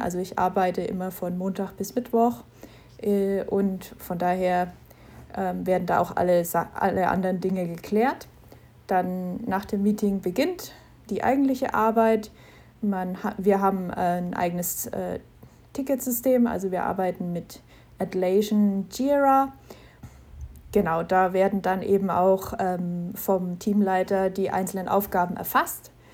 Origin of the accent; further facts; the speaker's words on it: Knetzgau, Bavaria, Germany; ich bin aus Knetzgau in Unterfranken